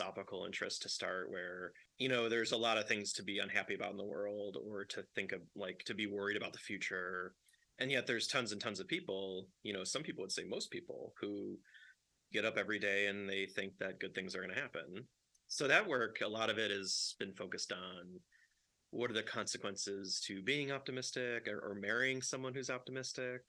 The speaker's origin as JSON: {"language": "English", "town": "Chicago", "region": "Illinois", "country": "United States", "tie": "born or raised there", "said": "I grew up in Chicago, and I worked in a bar when I was a teenager"}